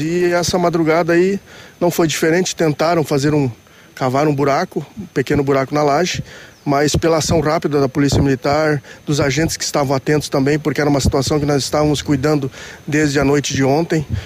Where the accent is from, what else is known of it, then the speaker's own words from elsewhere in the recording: Francisco Beltrão, Paraná, Brazil; eu sou natural aqui do Sudoeste, sou de Francisco Beltrão